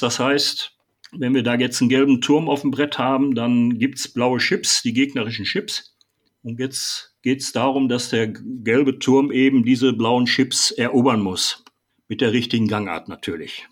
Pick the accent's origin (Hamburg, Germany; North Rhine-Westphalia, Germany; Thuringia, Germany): North Rhine-Westphalia, Germany; Ennepe-Ruhr district; in meiner Heimatstadt